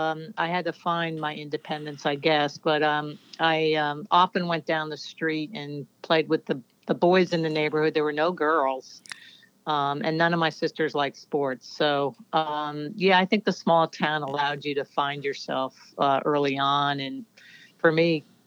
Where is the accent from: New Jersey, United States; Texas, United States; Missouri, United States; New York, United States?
New Jersey, United States; Bernardsville; I grew up in a very small town called Bernardsville, New Jersey. And I lived on this road named Pill Hill Road.